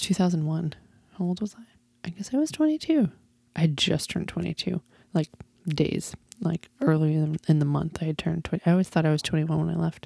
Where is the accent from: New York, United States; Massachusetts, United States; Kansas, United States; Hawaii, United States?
Massachusetts, United States; Easthampton; moved away as an adult; now in Austin, United States; I grew up in Western Massachusetts in a small town called East Hampton, Massachusetts